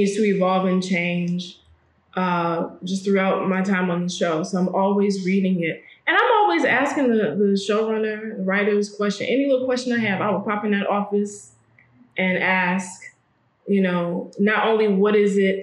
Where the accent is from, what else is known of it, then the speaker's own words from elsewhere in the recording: Detroit, Michigan, United States; now in Los Angeles, United States; I'm from Detroit.